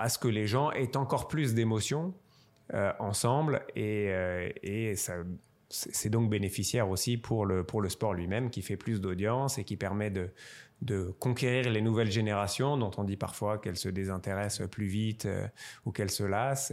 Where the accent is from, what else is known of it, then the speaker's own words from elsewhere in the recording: Strasbourg, Grand Est, France; je suis originaire de Strasbourg